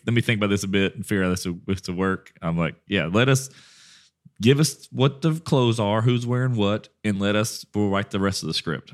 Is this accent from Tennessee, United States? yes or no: no; Westlake, Louisiana, United States; where my hometown is.